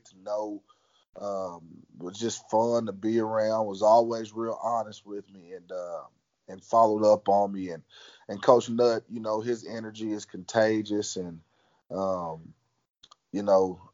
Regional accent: McKinney, Texas, United States; moved away as an adult; also born or lived in Wichita Falls, Texas / Mesquite, Texas / Lubbock, Texas; come to McKinney, back in my hometown, you know, 7 minutes from where I graduated high school

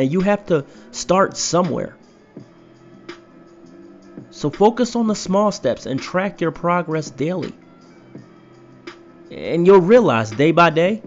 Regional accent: Philadelphia, Pennsylvania, United States; moved away as an adult; now in Idaho, United States; I just moved to Idaho from my hometown of Philadelphia

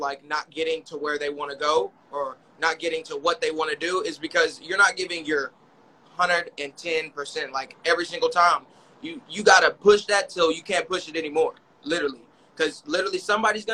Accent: Waco, Texas, United States; also born or lived in Sherman, Texas / Houston, Texas; I grew up in Waco, Texas

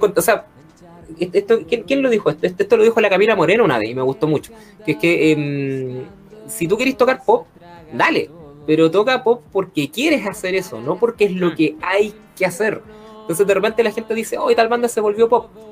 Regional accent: Chile; los, chilenos que escuchamos o que hemos escuchado radio

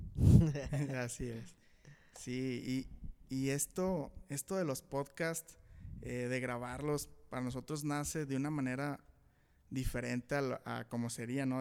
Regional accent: Saltillo, Coahuila, Mexico; Somos de aquí de Saltillo, Coahuila

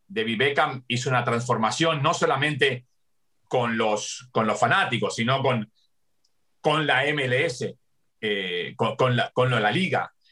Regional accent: Argentina; moved away as an adult; now in United States; nací en Argentina y, viví 20 años allá y 40 acá

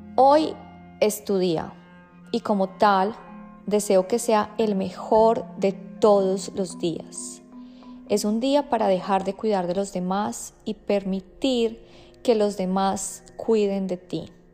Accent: Colombia; moved away; yo nací en Colombia

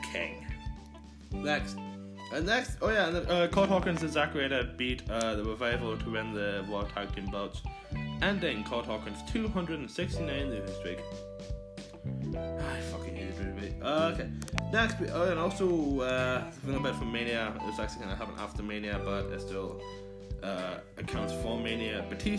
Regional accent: Ireland; I'm Irish, and I'm proud, proud, proud to be Irish

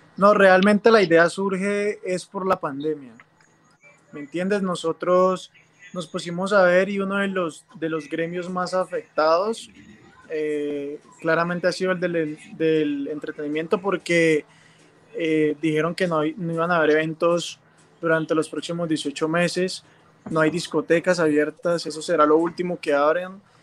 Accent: Cali, Valle del Cauca, Colombia; como buen caleño me encanta la salsa

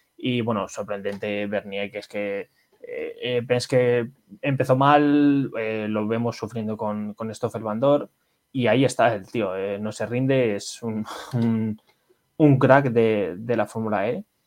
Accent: Spain; Somos españoles

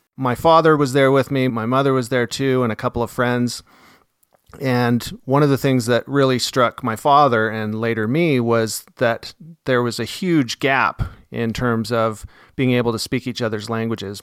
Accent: Salt Lake City, Utah, United States; also born or lived in Beijing; I'm born and raised in Salt Lake City, Utah, U S

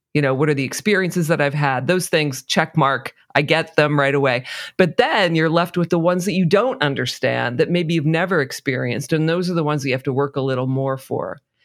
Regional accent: New Jersey, United States; I'm from New Jersey, living in New Jersey

